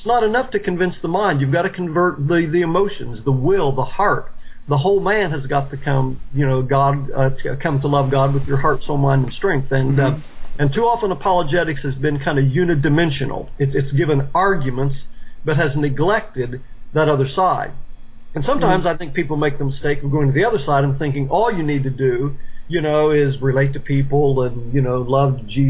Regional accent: Knockemstiff, Ohio, United States; now in Houston, United States; I was born and raised in Knockemstiff, Ohio, a rough little hamlet in southern Ohio

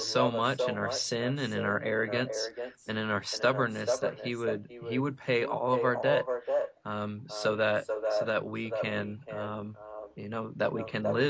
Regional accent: the Bible Belt, United States; growing up in the Bible Belt

